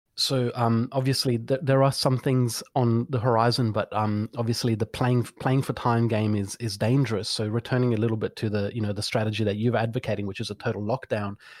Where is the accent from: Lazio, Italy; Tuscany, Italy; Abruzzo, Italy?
Tuscany, Italy; Florence; now in Australia; my hometown of Florence